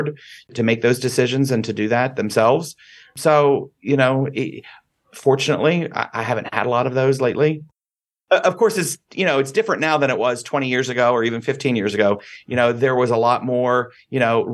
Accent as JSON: {"language": "English", "town": "Dallas", "region": "Texas", "country": "United States", "tie": "born or raised there", "moved": "as an adult", "lives_now": "Las Vegas, United States", "said": "I grew up in Dallas"}